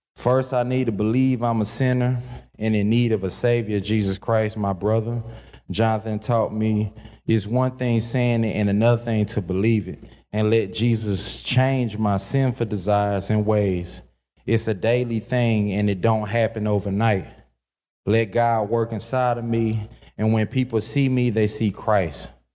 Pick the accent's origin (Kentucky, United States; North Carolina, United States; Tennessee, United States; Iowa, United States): North Carolina, United States; Kinston; I was born in Kinston, North Carolina